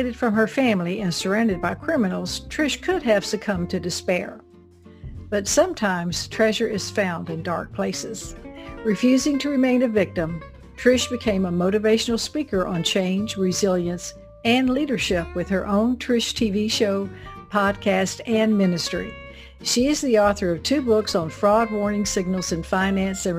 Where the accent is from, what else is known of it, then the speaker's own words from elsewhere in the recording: the South, United States; accent: southern; my southern accent